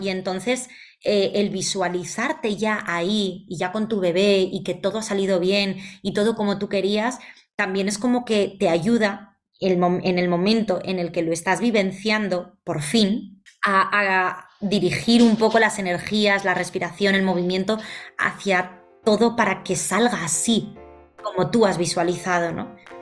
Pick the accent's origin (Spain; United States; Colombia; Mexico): Spain; Valencia, Valencian Community; moved away as an adult; now in Madrid, Spain; yo soy de Valencia, pero llevo ya 12 años viviendo en Madrid